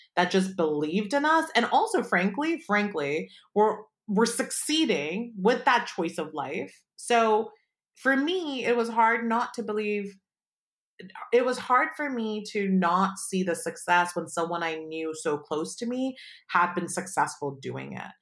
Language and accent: English; Palo Alto, California, United States; I grew up in Palo Alto